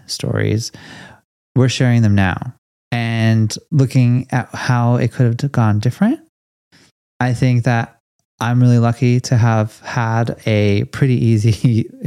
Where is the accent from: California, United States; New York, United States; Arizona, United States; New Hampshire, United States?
California, United States; Los Angeles; I'm from Los Angeles